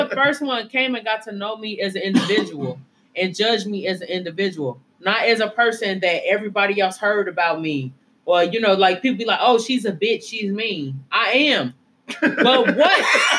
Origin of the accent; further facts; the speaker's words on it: Gary, Indiana, United States; I come from Gary. We went from Gary. Mm-hmm. You know, Gary was really bad.